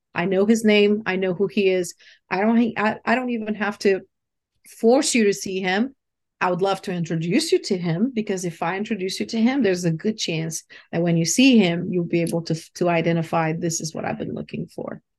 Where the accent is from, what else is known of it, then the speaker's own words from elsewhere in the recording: Brazil; moved away; also born or lived in London; I was born in Brazil and, uh, you know, raised in a, in a country where spirituality is everywhere